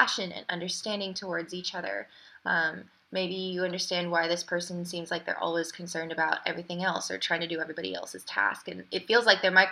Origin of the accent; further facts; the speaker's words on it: United States; moved away; as an American